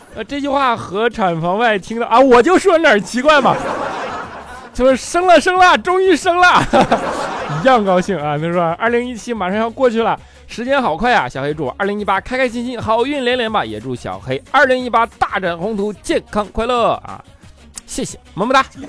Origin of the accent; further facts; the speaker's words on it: Northeast China, China; 他们都知道我东北人